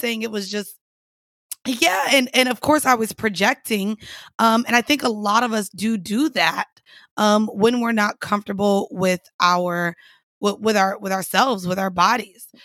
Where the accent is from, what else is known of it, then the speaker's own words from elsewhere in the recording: Orlando, Florida, United States; moved away; I grew up in Orlando.